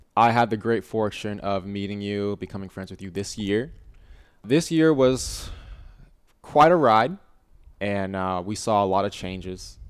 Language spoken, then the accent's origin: English; Virginia, United States; moved away as an adult; now in Austin, United States; we're both from Virginia